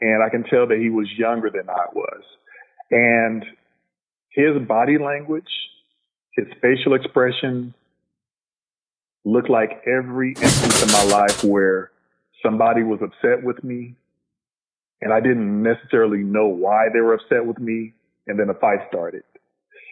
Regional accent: Los Angeles, California, United States; I'm a L.A. native, African-American man, still live in Los Angeles to this day, born and raised in South Central L.A.

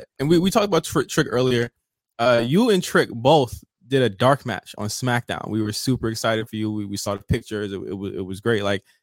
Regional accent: Virginia, United States; now in Los Angeles, United States; I'm from Virginia, but I live in LA.

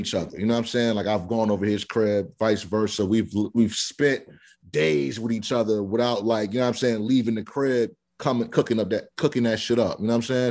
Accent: Delaware, United States; I'm from Delaware

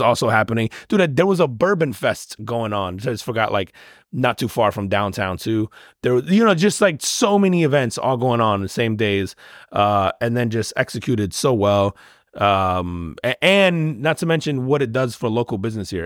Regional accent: New Jersey, United States; moved away; I grew up in Jersey

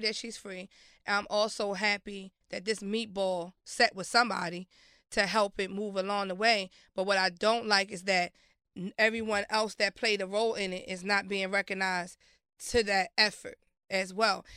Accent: Baltimore, Maryland, United States; also born or lived in Brooklyn, New York; I was raised in Baltimore. I went to school in Baltimore.

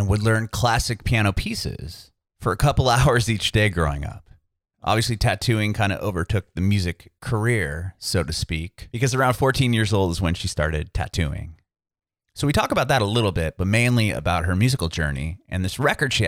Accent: San Diego, California, United States; I'm from Southern California as well. I'm from San Diego

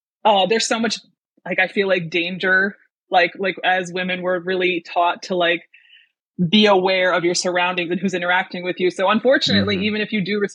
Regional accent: Western New York, United States; I'm from Western New York, which I only say because I don't live in the cool part of New York

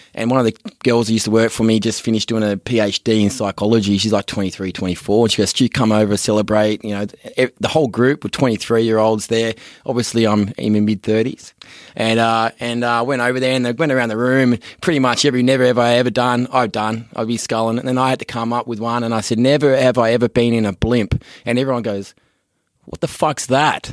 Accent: Australia; moved away as an adult; also born or lived in San Francisco; being an Aussie, you know, moving over there with the accent

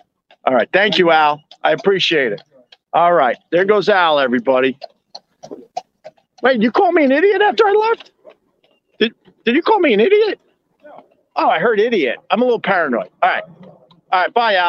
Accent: Midwest, United States; I'm from the Midwest. We don't have don't walk signs.

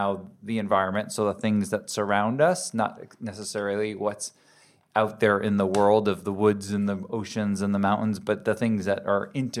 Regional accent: United States; moved away as an adult; also born or lived in New York / Connecticut; now in Southern California, United States; I grew up on the East Coast, New York and Connecticut, and made my way out here to Southern California when I was 19

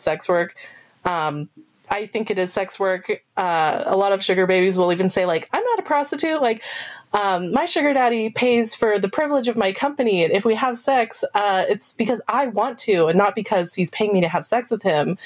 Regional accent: Canada; I'm not American, I'm Canadian

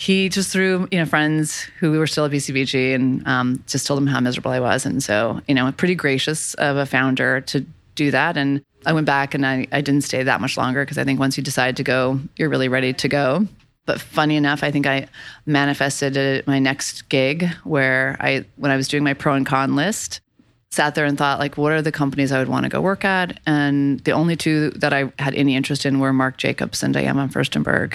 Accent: Boulder, Colorado, United States; moved away as an adult; also born or lived in Los Angeles; I'm from Boulder, Colorado.

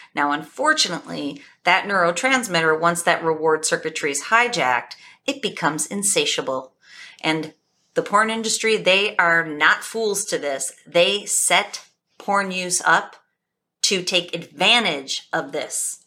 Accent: Buffalo, New York, United States; I'm from Buffalo, New York.

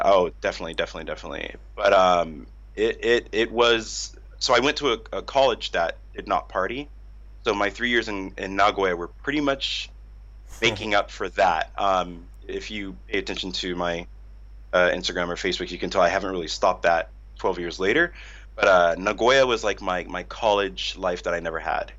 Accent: outside Los Angeles, California, United States; moved away as an adult; now in Tokyo, Japan; I'm from California. I grew up right outside

